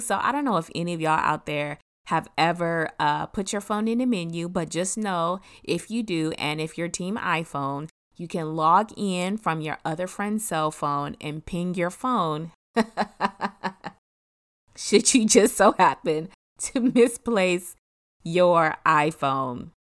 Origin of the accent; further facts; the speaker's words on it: Detroit, Michigan, United States; moved away; also born or lived in Germany; another friend that I grew up in Detroit